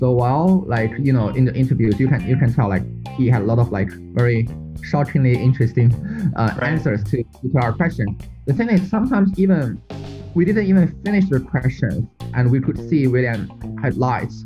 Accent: China; moved away as an adult; also born or lived in United States; I'm from China

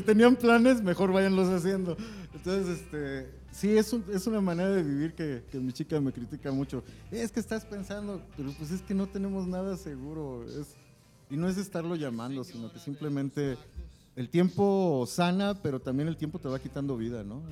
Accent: Mexico; como mexicanos

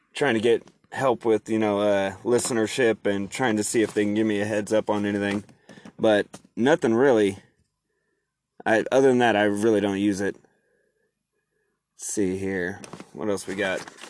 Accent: Oregon, United States; I'm from Oregon

